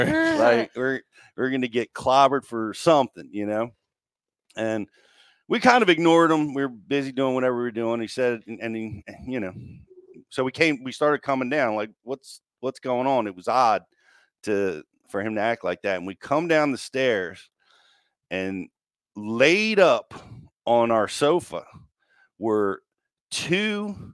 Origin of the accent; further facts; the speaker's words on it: Maryland, United States; We had a split level house where I grew up in Maryland, right on the banks of the Potomac.